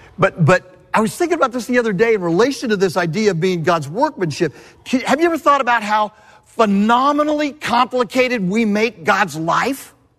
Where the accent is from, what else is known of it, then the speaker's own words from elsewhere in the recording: Southern California, United States; I'm from Southern California, born and raised